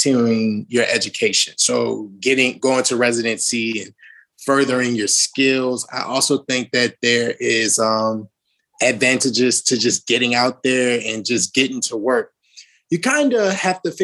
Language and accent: English; New Orleans, Louisiana, United States; moved away as an adult; I'm from New Orleans, Louisiana